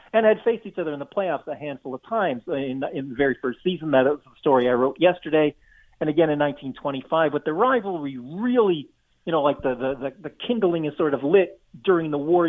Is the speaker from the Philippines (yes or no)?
no; Toronto, Ontario, Canada; I'm from Toronto.